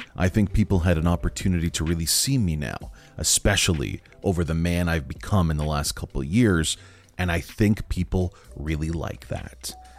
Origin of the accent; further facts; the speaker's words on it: Ontario, Canada; my hometown